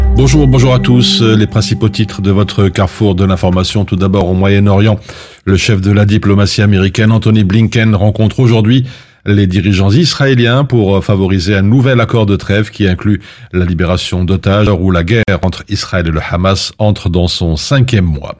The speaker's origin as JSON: {"language": "French", "country": "Belgium", "said": "chez nous en Belgique"}